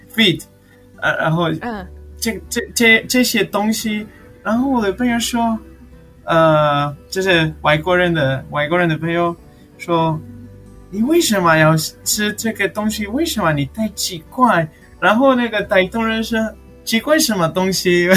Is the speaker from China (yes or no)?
no; Patagonia, Argentina; Chinese is a second language; moved away as an adult; now in Taiwan; 我二十八岁，我嗯。从阿根廷的南部过来了